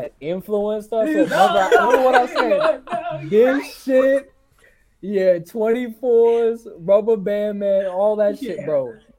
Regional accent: Boston, Massachusetts, United States; I'm from Boston

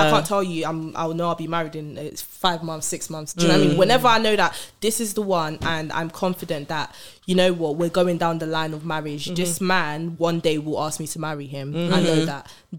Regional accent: Nigeria; I'm a Nigerian woman

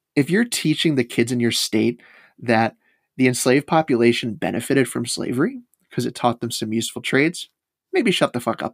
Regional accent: the South, United States; Yes, I know it was about slavery. I'm from the South. Of course I know it's about slavery, end quote.

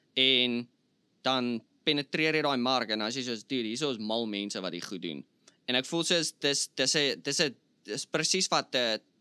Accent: South Africa; moved away; ek's van Suid-Afrika.

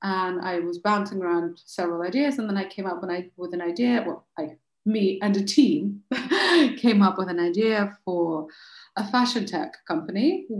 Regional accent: Moscow, Russia; also born or lived in London, United Kingdom / Chicago, United States / Paris, France / Delhi, India; now in France; So I am originally from Moscow and in Russia, obviously. And I have lived in London most of my life, and I've lived in Chicago and in Paris and in Delhi.

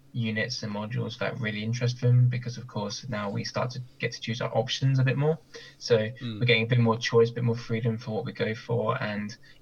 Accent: Bournemouth, South West England, United Kingdom; now in Southampton, United Kingdom; my hometown

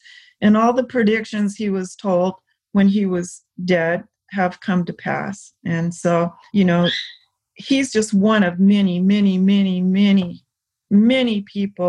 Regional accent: the South, United States; I grew up in the South

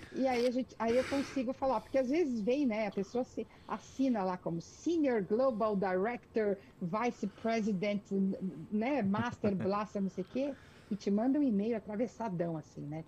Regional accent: Brazil; moved away as an adult; also born or lived in France; now in Canada; eu, quando saí do Brasil

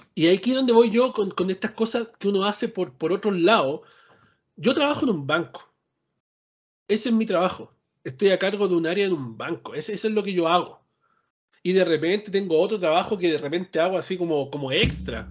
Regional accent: Chile; now in United States

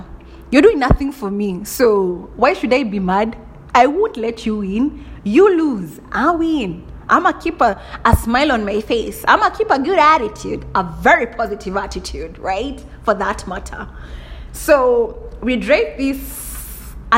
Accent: Kenya; I'm a typical Kikuyu. Right? I told you I'm from Kenya 254

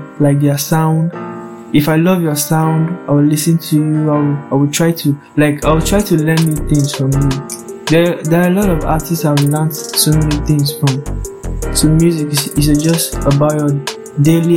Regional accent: Benue, Nigeria; I'm from Benue State, Nigeria

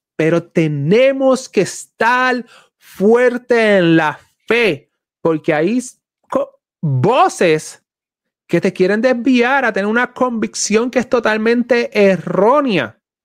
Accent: Puerto Rico; boricua, soy puertorriqueño

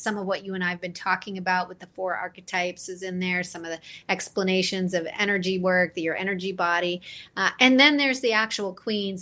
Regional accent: London, Ontario, Canada; I, I grew up actually in London, Ontario

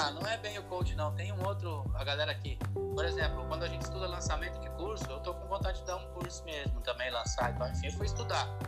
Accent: Maringá, Paraná, Brazil; now in Londrina, Brazil; Eu vim para Londrina, eu vim de Marigá para Londrina para fazer faculdade de desenho industrial.

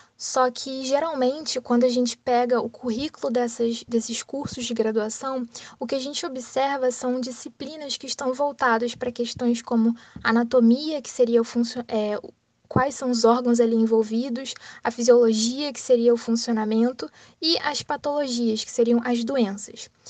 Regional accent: Rio de Janeiro, Brazil; sou do Rio de Janeiro

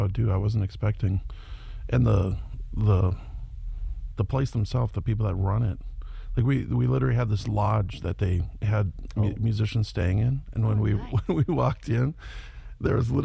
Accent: Buffalo, Minnesota, United States; I grew up in a little farm town called Buffalo, Minnesota

